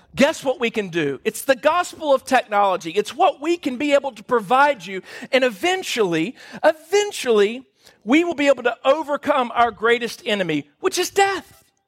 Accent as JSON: {"language": "English", "region": "Louisiana", "country": "United States", "moved": "yes", "said": "We're from Louisiana"}